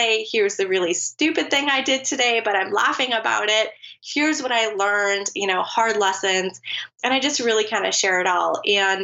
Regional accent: United States; I'm from the United States.

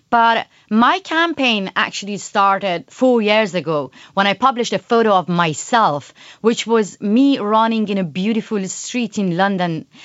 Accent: Iran; moved away; which was taken inside Iran, driving down toward my hometown

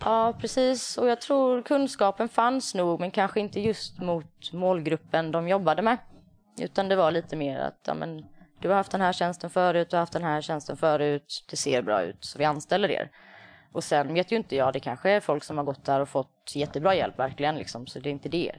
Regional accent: Värnamo, Jönköping County, Sweden; moved away; sist jag var hemma i Värnamo

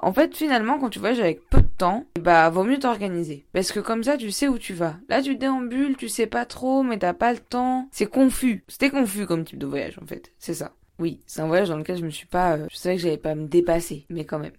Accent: France; accent: French; first language French; en France j'étais la meuf qui adorait parler anglais pour tout et pour rien

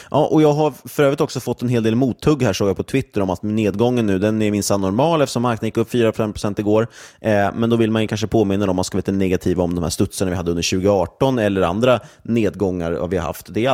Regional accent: Sweden; framförallt tycker jag att det är svårt som svensk investerare att få exponering mot det.

